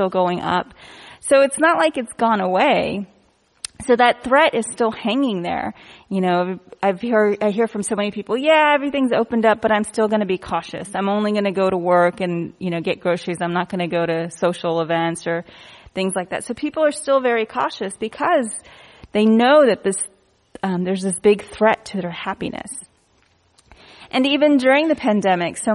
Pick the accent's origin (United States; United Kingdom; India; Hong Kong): India; I'm Indian